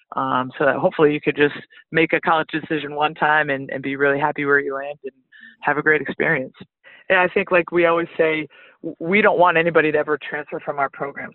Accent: Northeast, United States; moved away as an adult; also born or lived in Flagstaff, Arizona; I'm actually from the Northeast

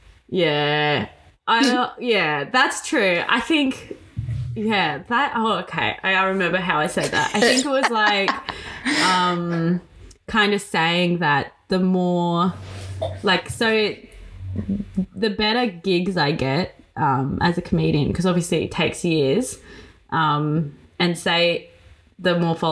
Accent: Brunswick, Victoria, Australia; born there; except for that I was born in Brunswick. That's the only thing people expect.

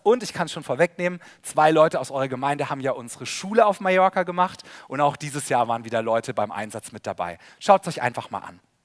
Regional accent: Karlsruhe, Baden-Württemberg, Germany; Sabine und ich, wir kommen beide aus Karlsruhe

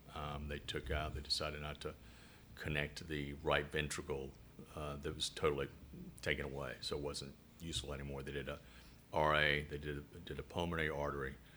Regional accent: Chattanooga, Tennessee, United States; accent: southern; now in Rochester, United States; I'm from Chattanooga, Tennessee.

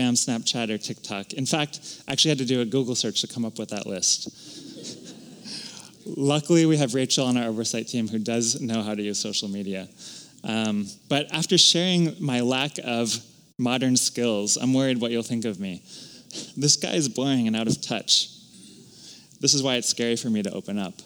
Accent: Houston, Texas, United States; moved away as an adult; also born or lived in Los Angeles / Philadelphia / Austin, Texas / Madison, Wisconsin; I was born in Los Angeles, lived briefly in Philadelphia, but grew up in the suburbs of Houston from kindergarten through the end of high school

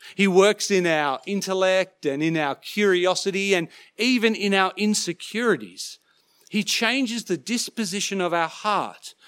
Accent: Sydney, New South Wales, Australia; growing up in Sydney, I used to love catching ferries across Sydney Harbour.

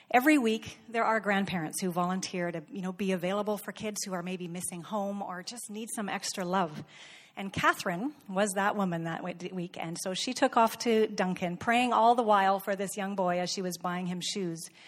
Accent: Ndola, Copperbelt Province, Zambia; I'm from Ndola, Zambia.

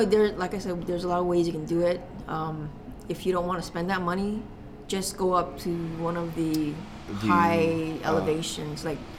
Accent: Honolulu, Hawaii, United States; I grew up in Hawaii Kai, which is just on the foot of that mountain.

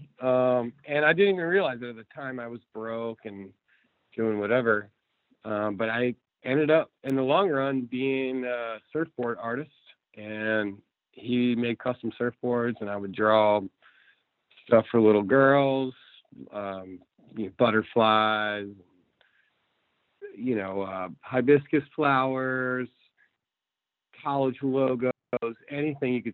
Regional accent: near Baltimore, Harford County, Maryland, United States; moved away as an adult; also born or lived in Outer Banks, North Carolina; I grew up in Maryland, near Baltimore, Harford County.

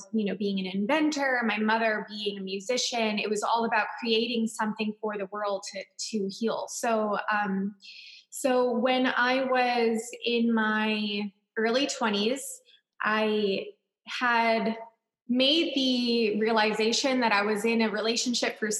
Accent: Long Island, New York, United States; I grew up in Long Island, New York

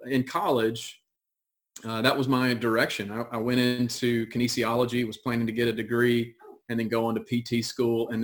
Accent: Monroe, Louisiana, United States; I grew up in Monroe, Louisiana.

